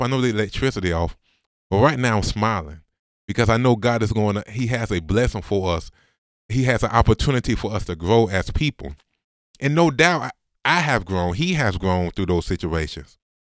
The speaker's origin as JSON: {"language": "English", "town": "Augusta", "region": "Georgia", "country": "United States", "said": "Came back to Augusta. Went to Augusta University, the school that I said I would never go to 'cause I'm from Augusta"}